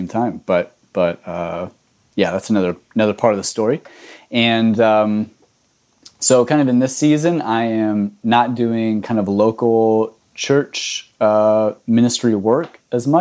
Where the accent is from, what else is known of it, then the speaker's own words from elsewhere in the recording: Texas, United States; moved away as an adult; now in Miami, United States; I grew up in Texas and have been in Miami for almost 11 years now